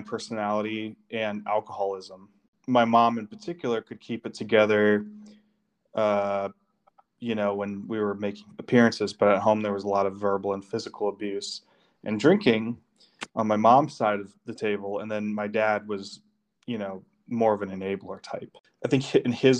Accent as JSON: {"language": "English", "town": "Detroit", "region": "Michigan", "country": "United States", "tie": "born or raised there", "said": "I was born and raised in the Detroit area"}